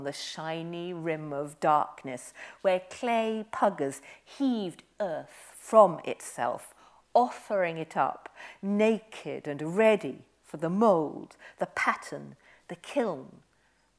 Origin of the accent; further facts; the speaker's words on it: Aberystwyth, Wales, United Kingdom; also born or lived in Herefordshire; I grew up by the Atlantic. I grew up in Aberystwyth